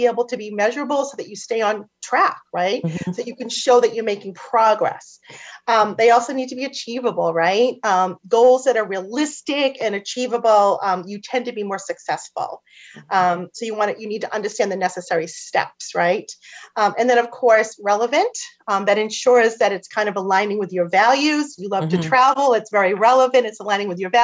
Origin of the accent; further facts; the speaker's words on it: Boston, Massachusetts, United States; accent: Boston; my Boston accent's going to kick